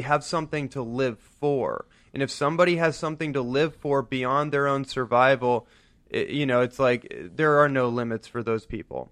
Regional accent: Bay Area, Northern California, United States; I grew up in Northern California in the Bay Area

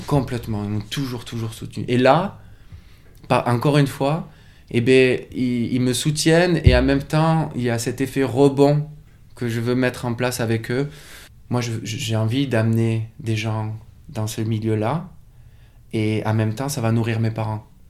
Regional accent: France; moved away as an adult; also born or lived in Toulouse / Biarritz / Paris; C'est là où je suis né, c'est là où j'ai grandi

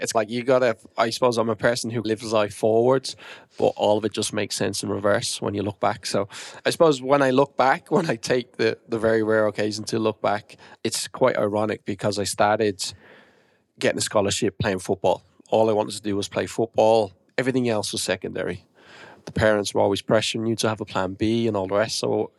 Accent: Australia; born there; also born or lived in New Zealand; That's funny. Do you know what? I was born in Australia. I lived in Australia/New Zealand for 5-6 years in my 20s.

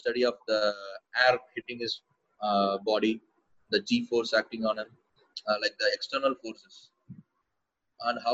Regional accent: Coimbatore, Tamil Nadu, India; my hometown is Coimbatore. It's a town, it's a small town in southern India.

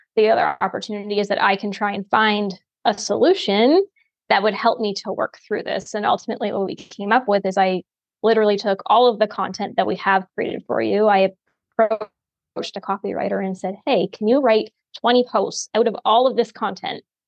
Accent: Ontario, Canada; now in Oklahoma, United States; I'm from Ontario, but I'm currently in Oklahoma

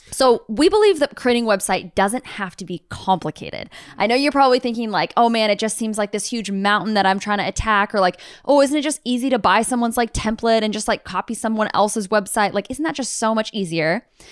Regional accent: United States; all of us U S A-ans

